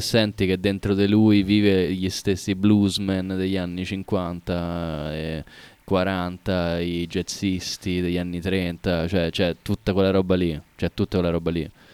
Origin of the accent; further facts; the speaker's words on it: Jesi, Marche, Italy; A Iesi, in provincia d'Ancona, Iesi con la J.